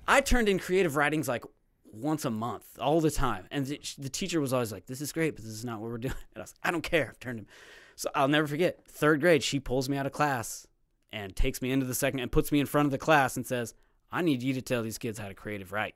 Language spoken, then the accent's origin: English; Platte City, Missouri, United States; also born or lived in Texas; Platte City, Missouri. I was born in Texas